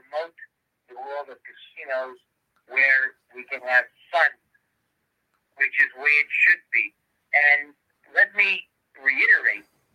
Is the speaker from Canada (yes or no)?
yes; Canada